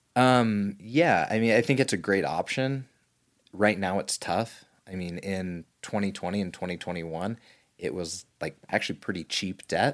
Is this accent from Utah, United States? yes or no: yes; Southern Utah, United States; little kid growing up in Southern Utah